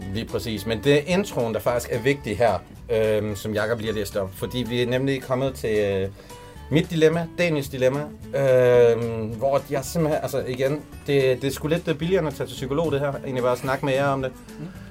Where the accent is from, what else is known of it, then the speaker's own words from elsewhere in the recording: Jutland, Denmark; now in Copenhagen, Denmark; som jyde